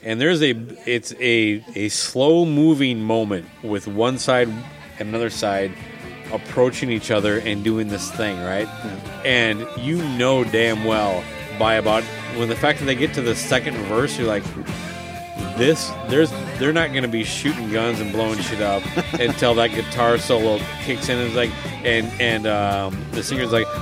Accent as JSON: {"language": "English", "region": "Minnesota", "country": "United States", "said": "as a Minnesotan"}